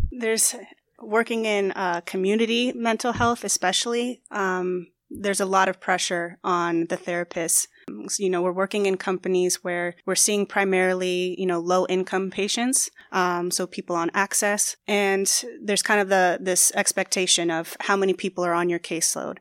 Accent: Phoenix, Arizona, United States; I am born and raised in Phoenix

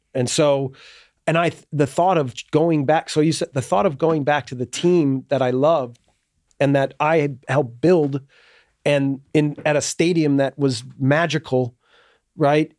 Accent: United States; moved away as an adult; I get categorized for being American

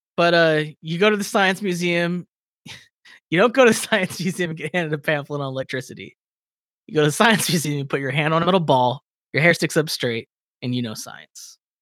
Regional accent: Victorville, California, United States; my hometown

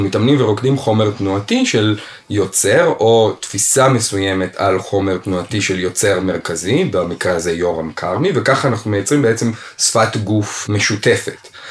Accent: Israel; אני גדלתי בישראל ולמדתי במגמה בתיכון

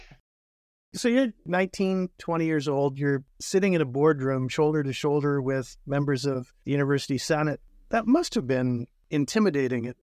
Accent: North Bay, Ontario, Canada; I had a father who was an English teacher and a vice principal in my hometown of North Bay

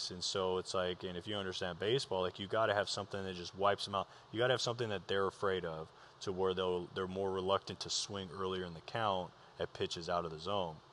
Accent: Moreno Valley, California, United States; so I grew up in Moreno Valley. Well, we bounced around a lot, but most of my uh, adolescent years was in Moreno Valley, California.

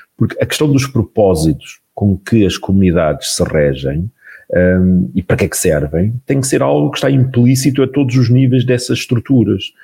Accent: Portugal; enquanto portugueses

